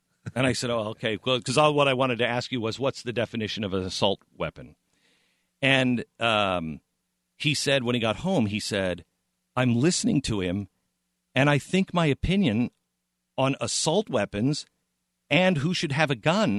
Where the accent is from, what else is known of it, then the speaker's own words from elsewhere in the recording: Pacific Northwest, United States; And I've always wanted to live in California. I grew up in the Pacific Northwest.